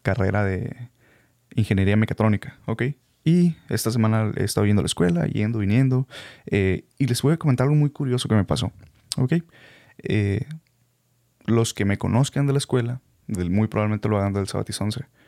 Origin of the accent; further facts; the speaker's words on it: Hermosillo, Sonora, Mexico; first language Spanish; los que somos de Hermosillo